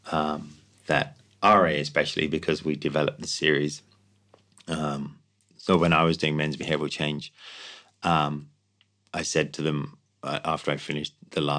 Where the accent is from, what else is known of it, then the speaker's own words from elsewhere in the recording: Ireland; You know, they're like, well, they're Australians. You know, we're we're, we're Irish. We're not like that.